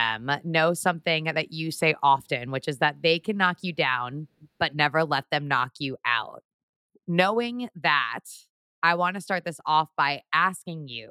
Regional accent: Connecticut, United States; I was born in Connecticut

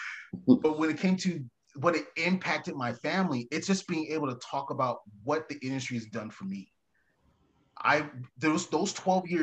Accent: Mesa, Arizona, United States; now in Casa Grande, United States; I'm initially from Mesa, so I know what's happening in the valley

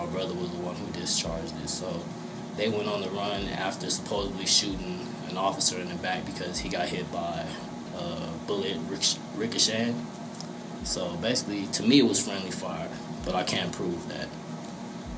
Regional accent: Albuquerque, New Mexico, United States; I was born in the South Broadway neighborhood, Albuquerque, New Mexico, 1300 block

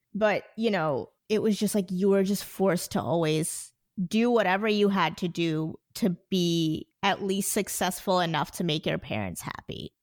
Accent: New Jersey, United States; born or raised there; also born or lived in India

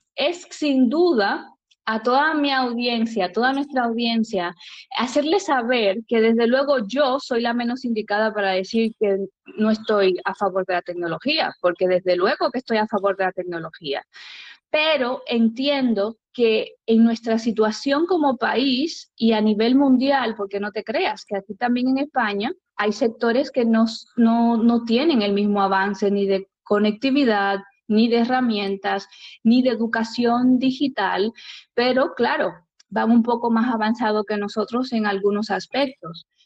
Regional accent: Dominican Republic; now in Spain; yo como dominicana

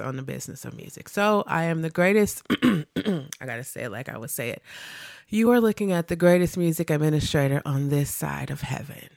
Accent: Milwaukee, Wisconsin, United States; I am from Milwaukee. I grew up on the north side, like the north, north side.

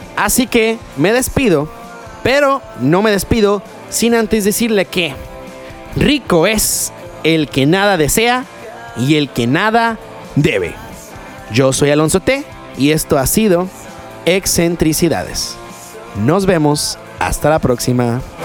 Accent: Culiacán, Sinaloa, Mexico; yo soy de aquí de Culiacán

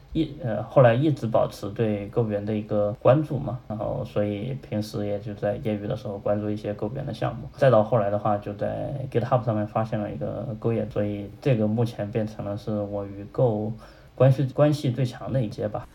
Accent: Hunan, China; moved away as an adult; also born or lived in Chengdu; 我当时是从成都回我老家湖南

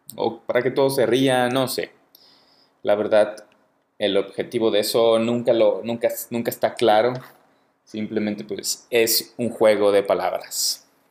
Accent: Guadalajara, Jalisco, Mexico; moved away as an adult; now in Mexico City, Mexico; yo soy de Guadalajara, el gentilicio para la gente de Guadalajara es tapatío, soy tapatío.

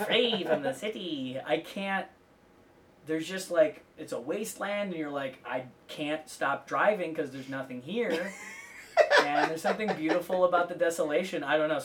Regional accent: Milwaukee, Wisconsin, United States; now in Los Angeles, United States; I'm from Milwaukee.

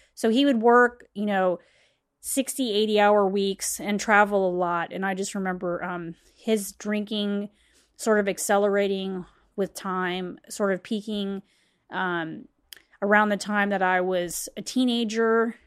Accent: West Chester, Ohio, United States; I'm from Westchester, Ohio at the time, um, when I was growing up

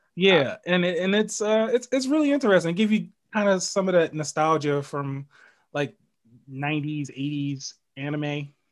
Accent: New York City, New York, United States; moved away; I'm originally from the Bronx

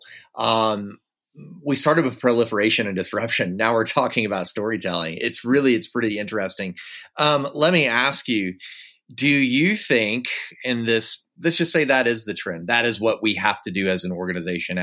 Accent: Woodstock, Alabama, United States; moved away; I grew up in Woodstock, Alabama for a few years of my life.

